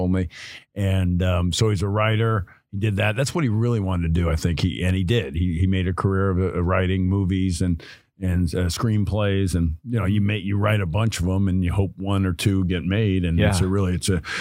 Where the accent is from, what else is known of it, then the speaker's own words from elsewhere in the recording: Los Angeles, California, United States; also born or lived in Burbank / Bronx, New York; I grew up in Hollywood, L.A. North Hollywood was what it was called when I grew up